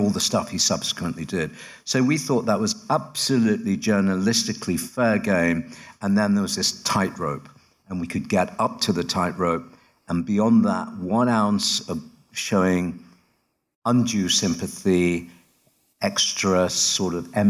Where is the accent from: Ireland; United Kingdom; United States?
United Kingdom; I work in London, I'm British